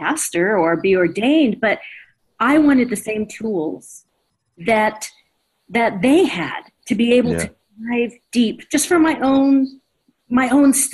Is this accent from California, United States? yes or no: yes; Orange County, California, United States; I grew up in Orange County, California